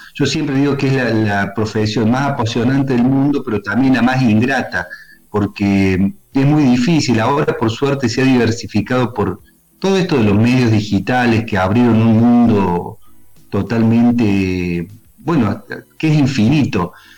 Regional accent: Río Tercero, Córdoba, Argentina; Nosotros somos de Río Tercero, del interior cordobés

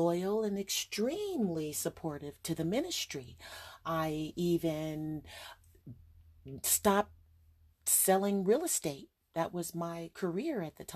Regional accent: Los Angeles, California, United States; I'm from California, Hollywood

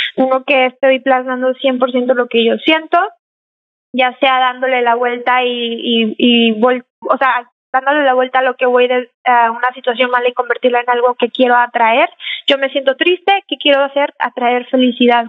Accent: Mexico; now in San Antonio, United States; yo nací aquí, pero me crié en México

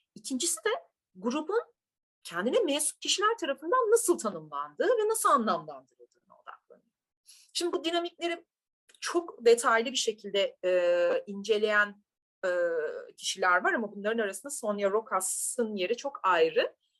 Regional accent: Turkey; ben bir Türk'üm

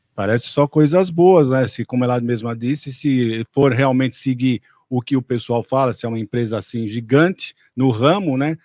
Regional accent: Brazil

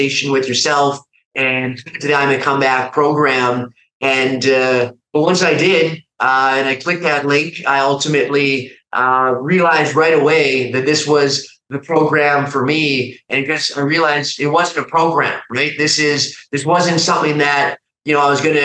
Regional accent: Calgary, Alberta, Canada; moved away as an adult; now in Austin, United States; I'm a Canadian by background. I, currently live now down in Austin, Texas. But when I, first came across IAMACOMEBACK, I was living at home in Canada, in Calgary

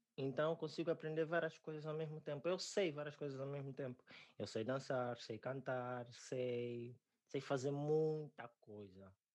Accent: Angola; also born or lived in Namibia / South Africa / China; now in Portugal; sou angolano

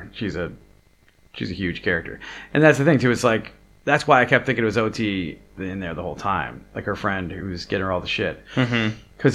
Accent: New York, United States; I'm a New Yorker

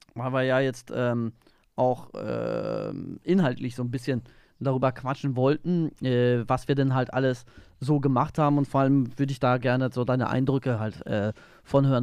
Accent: Germany; moved away; von meiner Heimat, äh, von der Ostsee

